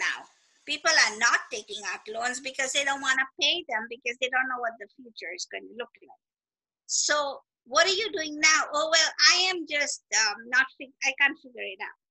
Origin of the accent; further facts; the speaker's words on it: Kenya; moved away as an adult; also born or lived in California; now in United States; when I first came to America, I am a Kenyan